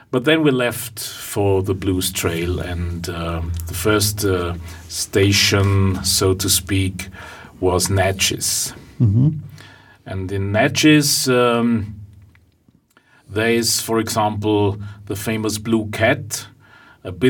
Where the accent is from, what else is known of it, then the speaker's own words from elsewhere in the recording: Vienna, Austria; I'm a singer from Vienna.